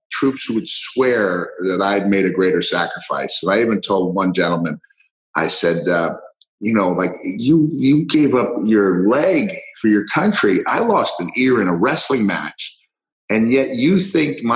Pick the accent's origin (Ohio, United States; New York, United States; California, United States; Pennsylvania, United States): New York, United States; Long Island; moved away as an adult; also born or lived in Texas / Tennessee / Georgia / Florida; I'm on Long Island. I grew up on Long Island, moved back